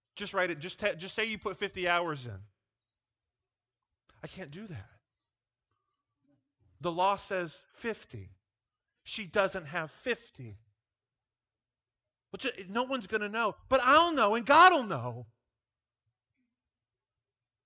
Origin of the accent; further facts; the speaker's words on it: Iowa, United States; moved away as an adult; now in Nebraska, United States; I grew up in Iowa